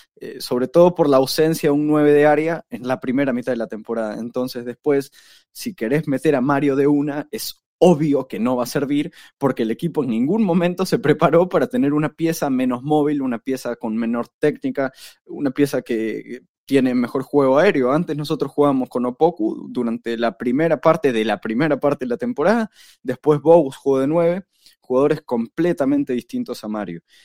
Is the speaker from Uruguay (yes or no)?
yes; Uruguay; yo de Uruguay